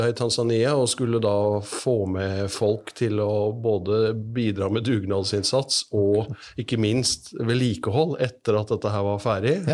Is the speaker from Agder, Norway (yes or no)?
yes; Risør, Agder, Norway; Ja, jeg kommer fra Risør.